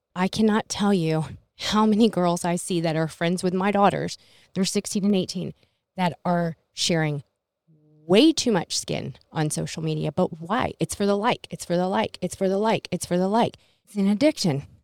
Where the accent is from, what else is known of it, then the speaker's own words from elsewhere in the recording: Middleburg, United States; I grew up in Middleburg, and I was the little Asian girl